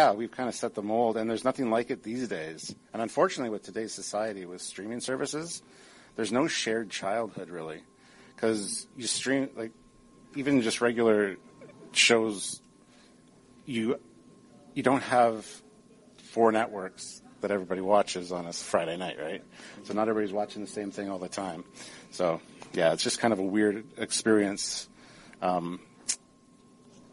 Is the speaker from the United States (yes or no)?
no; Stratford, Ontario, Canada; I grew up outside of Stratford, Ontario